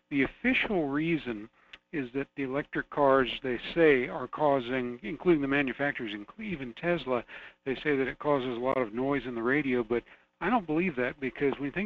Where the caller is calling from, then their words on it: Fairbanks, Alaska, United States; It's Jason calling from Fairbanks.